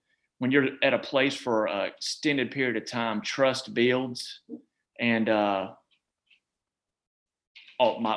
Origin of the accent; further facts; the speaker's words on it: Charlotte, North Carolina, United States; moved away as an adult; also born or lived in Virginia / Georgia / Beaufort County, North Carolina; Even though I was from Charlotte